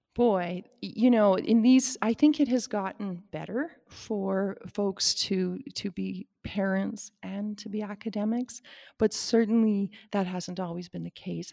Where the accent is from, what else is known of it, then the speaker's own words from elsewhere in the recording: Saskatchewan, Canada; moved away as an adult; also born or lived in Wyoming; I grew up in Saskatchewan